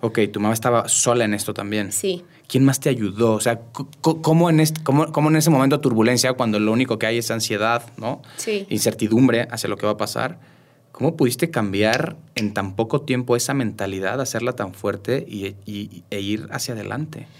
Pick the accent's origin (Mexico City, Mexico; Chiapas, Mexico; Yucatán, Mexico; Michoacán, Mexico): Mexico City, Mexico; moved away; also born or lived in Querétaro; yo soy de la Ciudad de México